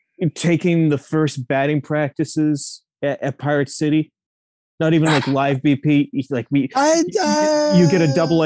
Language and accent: English; Pittsburgh, Pennsylvania, United States; I am from Pittsburgh, true and true. That is Heinz Field.